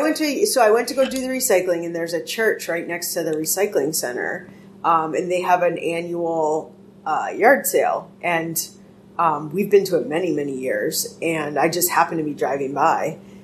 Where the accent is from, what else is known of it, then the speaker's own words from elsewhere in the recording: Boston, Massachusetts, United States; I grew up in Jamaica Plain.